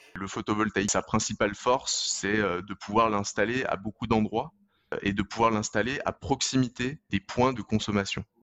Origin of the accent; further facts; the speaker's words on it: Lyon, Auvergne-Rhône-Alpes, France; je suis originaire de Lyon